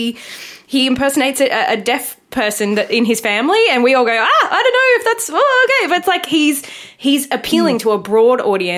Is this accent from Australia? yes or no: yes; Australia; We're Australian and we have this history of the erasure of our Indigenous culture